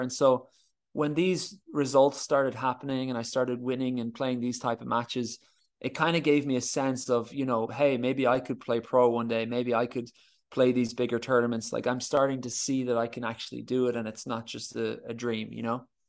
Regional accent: Ireland; as Irish tennis players

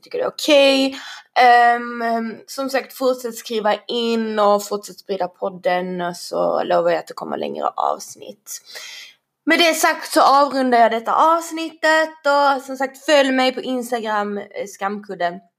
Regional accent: Sweden; jag är ju född i Sverige, vi bor i Sverige

